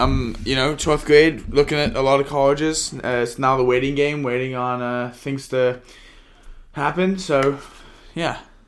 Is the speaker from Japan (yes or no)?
no; England, United Kingdom; accent: British; now in United States; I was born in England.